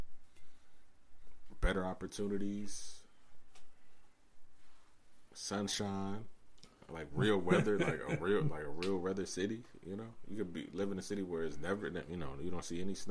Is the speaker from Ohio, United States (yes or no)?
yes; Cleveland, Ohio, United States; we're from Cleveland